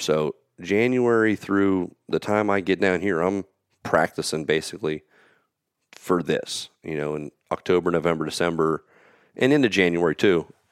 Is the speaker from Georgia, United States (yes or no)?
no; Pennsylvania, United States; I'm from Pennsylvania.